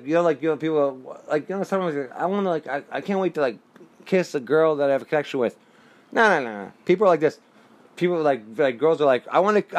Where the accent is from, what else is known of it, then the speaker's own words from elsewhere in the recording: New Jersey, United States; growing up in Jersey in the 80s